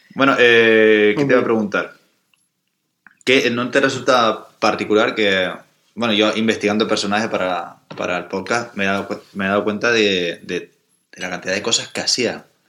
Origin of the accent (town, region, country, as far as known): Canary Islands, Spain; born or raised there